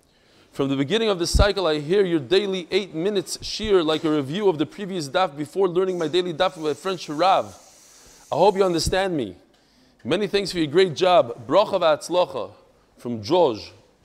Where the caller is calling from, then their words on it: Brazil; Dear Reb Eli, I'm writing from Brazil. That's why it's special. Brazil.